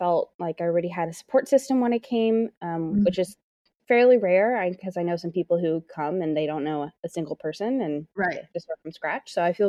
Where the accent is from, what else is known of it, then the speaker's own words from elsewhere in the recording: Seattle, Washington, United States; moved away as an adult; now in New York City, United States; I recently moved here in August. I'm originally from Seattle, born and raised in Seattle. And yeah, and I made the big jump in August and moved across the country.